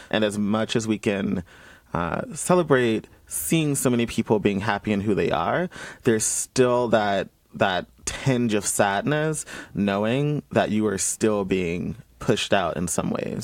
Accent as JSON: {"language": "English", "town": "Columbus", "region": "Georgia", "country": "United States", "tie": "born or raised there", "moved": "as an adult", "said": "being someone who's born and raised in Georgia, um, where up until I was 18."}